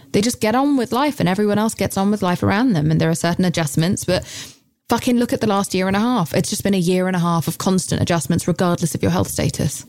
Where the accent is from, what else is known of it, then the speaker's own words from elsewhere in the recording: United Kingdom; I'm British.